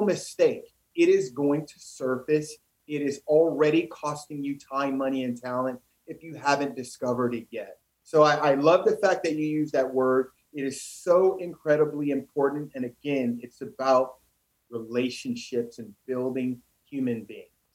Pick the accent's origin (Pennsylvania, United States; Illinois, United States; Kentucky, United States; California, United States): Illinois, United States; East St. Louis; moved away; growing up in East St. Louis, Illinois